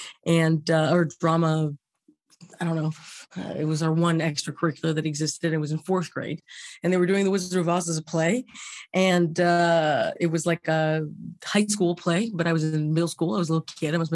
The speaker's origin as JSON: {"language": "English", "town": "Los Angeles", "region": "California", "country": "United States", "tie": "born or raised there", "said": "I was born in Cedar Sinai."}